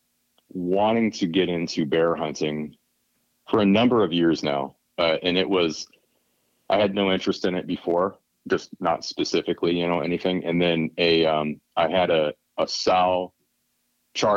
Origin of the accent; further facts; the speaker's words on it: Michigan, United States; now in California, United States; I grew up in Michigan, where at the time I thought everybody in the world hunted and had chickens and all that.